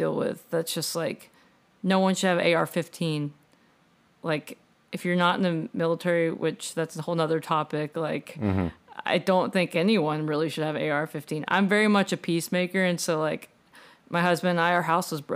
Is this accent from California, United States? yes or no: no; southeast Texas, United States; moved away; I'm a small town. It's like southeast